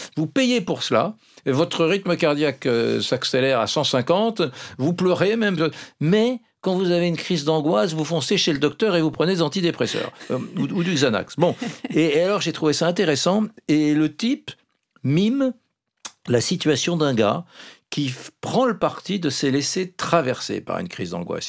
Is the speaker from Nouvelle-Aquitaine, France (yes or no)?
yes; Gascony, Nouvelle-Aquitaine, France; chez moi en Gascogne, j'ai un oncle qui était vraiment euh, fan de phytothérapie dans les années 60-70